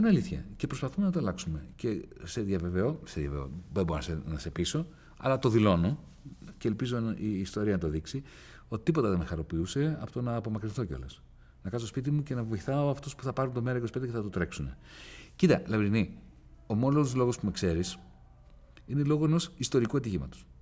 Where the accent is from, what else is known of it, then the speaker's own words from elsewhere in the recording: Greece; ως Έλληνες, ως Ευρωπαίοι